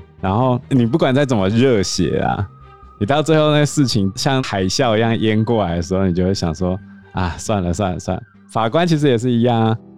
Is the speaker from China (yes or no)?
no; Taiwan; 我们台湾人不都这样看司法的吗？